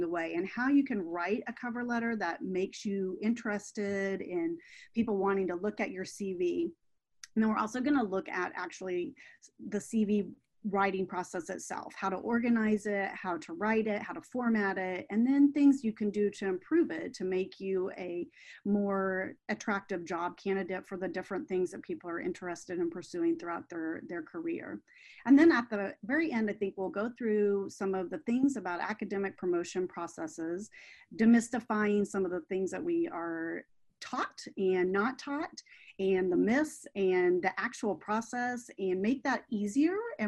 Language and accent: English; Midwest, United States; now in Florida, United States; I was raised in the Midwest